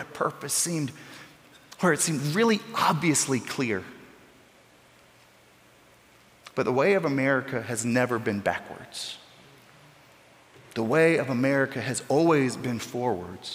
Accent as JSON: {"language": "English", "town": "Newberry", "region": "Florida", "country": "United States", "tie": "born or raised there", "said": "Newberry, Florida. It's my hometown in North Central Florida. It's where I grew up"}